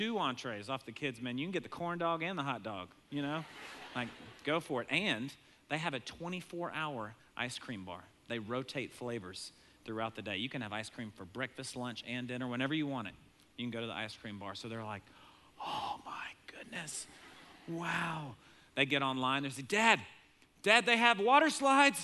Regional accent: Maine, United States; moved away; I grew up in Maine some, but never been back since moving away

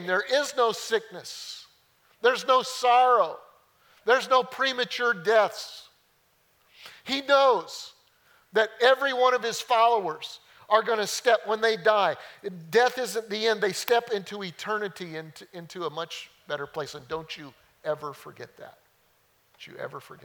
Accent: just outside of Denver, Colorado, United States; now in Mount Pleasant, United States; I grew up in Colorado. Just outside of Denver, hilly.

